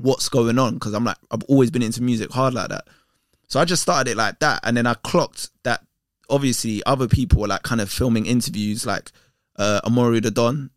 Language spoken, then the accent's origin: English; London, United Kingdom; I grew up in Tottenham with Green